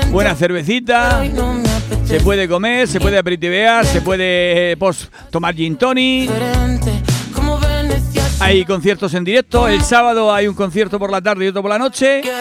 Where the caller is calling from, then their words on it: Formentera, Balearic Islands, Spain; de buenos días … de Formentera.